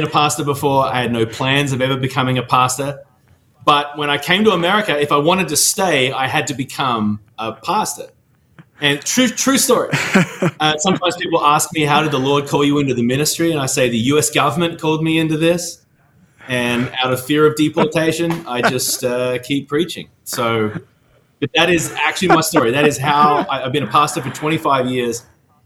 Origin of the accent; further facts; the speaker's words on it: Australia; moved away as an adult; also born or lived in Melbourne, Australia; now in Nashville, United States; I'm originally from Australia